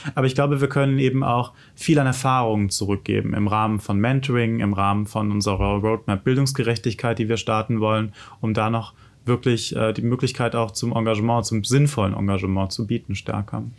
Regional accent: Germany; in Mainz, Wiesbaden, wo ich herkomme

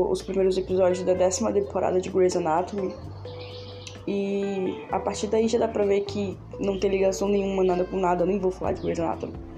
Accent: Feira de Santana, Bahia, Brazil; sou de Feira de Santana, Bahia

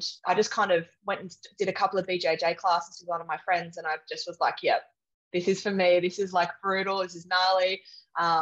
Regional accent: south coast of New South Wales, Australia; also born or lived in England; I grew up on the south coast of New South Wales

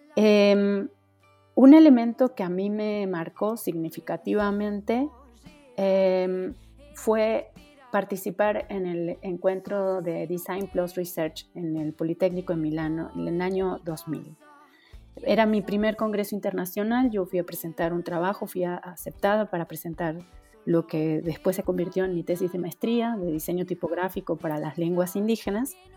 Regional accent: Argentina; moved away as an adult; also born or lived in Mexico City, Mexico; now in Mexico; soy argentina de nacimiento, llegué a México a los 18 años

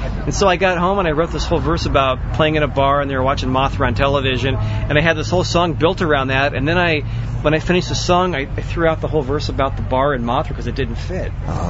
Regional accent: Santa Cruz, California, United States; I'm born and raised in Santa Cruz

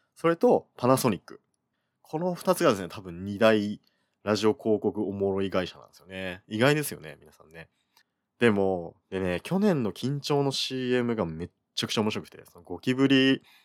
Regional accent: Kyushu, Oita, Japan; moved away as an adult; also born or lived in Fukuoka / Tokyo; 僕はあの、基本的には九州で育ってるので

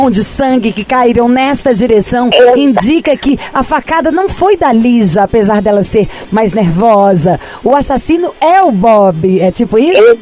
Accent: Poços de Caldas, Minas Gerais, Brazil; Eu sou de Poços de Caldas, Minas Gerais.

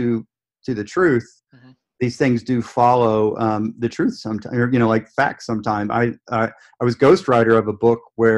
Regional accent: Memphis, Tennessee, United States; I live in Memphis

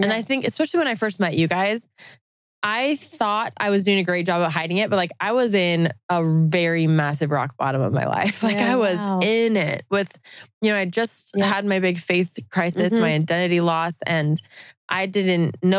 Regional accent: Utah, United States; I'm from Utah

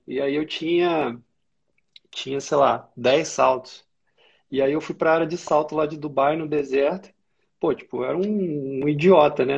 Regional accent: Valença, Rio de Janeiro, Brazil; moved away as an adult; also born or lived in Juiz de Fora / Macaé / Resende; now in Rio de Janeiro, Brazil; Nasci em Juiz de Fora, o pessoal fala que Juiz de Fora é, sei lá, quintal do Rio. É, cresci no interior do Rio, cidade chama Valença

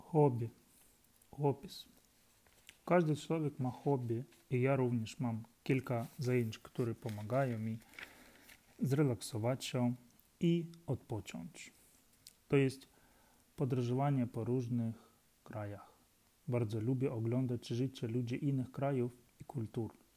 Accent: Ukraine; Polish is a second language; moved away as an adult; now in Warsaw, Poland; mam 35 lat i jestem z Ukrainy. Przyjechałem do Polski 3,5 e, lat, roku temu

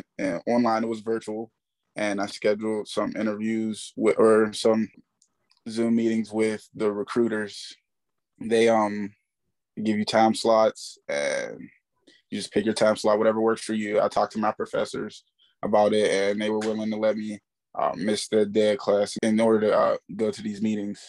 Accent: McKeesport, Pennsylvania, United States; I'm from McKeesport, Pennsylvania

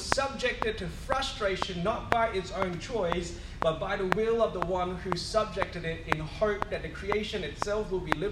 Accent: Singapore; now in Perth, Australia; I went to a church growing up in Singapore, a Methodist church

